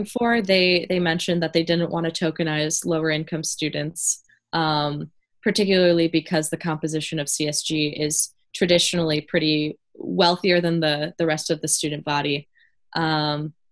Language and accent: English; Warren, Michigan, United States; Warren, my hometown